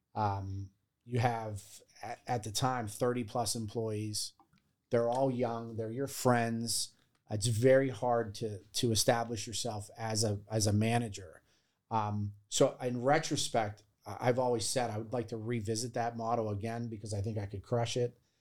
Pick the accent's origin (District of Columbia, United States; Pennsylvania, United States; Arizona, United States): Pennsylvania, United States; Baldwin; moved away as an adult; I grew up in Baldwin.